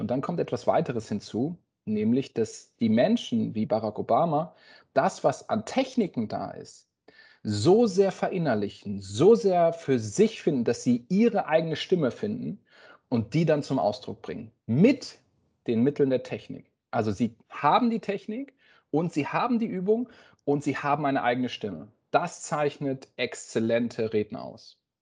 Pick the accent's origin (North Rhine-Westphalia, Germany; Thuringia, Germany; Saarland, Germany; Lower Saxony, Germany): Lower Saxony, Germany; Oldenburg; moved away as an adult; also born or lived in Tübingen / Baden-Württemberg; Wir kommen aus Oldenburg, das würden wir als Heimat bezeichnen, im Norden von Deutschland, bei Bremen.